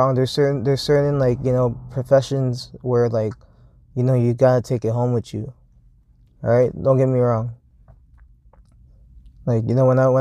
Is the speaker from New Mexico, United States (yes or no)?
no; Hawthorne, California, United States; I grew up in California. I grew up in fucking Hawthorne, California